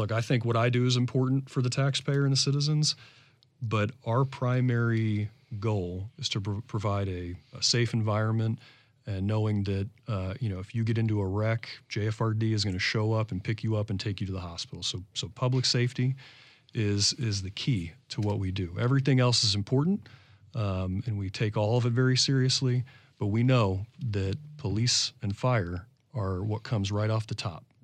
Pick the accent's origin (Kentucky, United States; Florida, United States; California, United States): Florida, United States; I came here from South